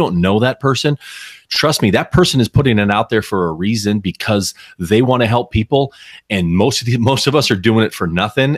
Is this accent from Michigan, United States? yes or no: no; Southern California, United States; I grew up in Southern California. I was about an average of a suburban kid as you can be